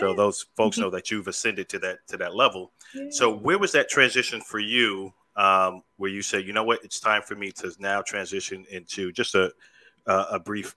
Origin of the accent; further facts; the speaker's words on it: New York, United States; I'm originally from New York